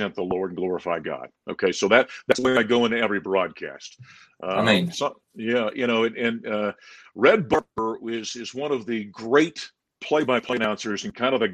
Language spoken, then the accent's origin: English; Grand Forks, North Dakota, United States; moved away as an adult; also born or lived in Syracuse, New York; now in Colorado, United States; working in my hometown of Grand Forks, North Dakota at that point in time